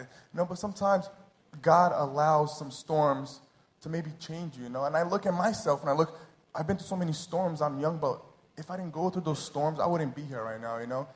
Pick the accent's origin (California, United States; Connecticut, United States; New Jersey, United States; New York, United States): New Jersey, United States; moved away as an adult; now in Rio de Janeiro, Brazil; I was born and raised in New Jersey.